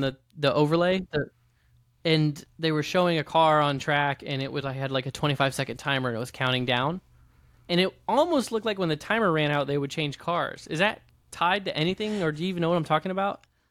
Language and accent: English; Midwest, United States; Brett Favre was my hero growing up, growing up in the Midwest